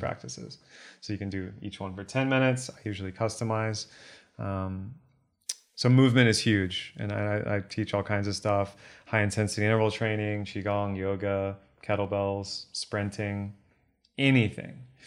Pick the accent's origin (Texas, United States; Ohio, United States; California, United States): Texas, United States; Born and raised in Texas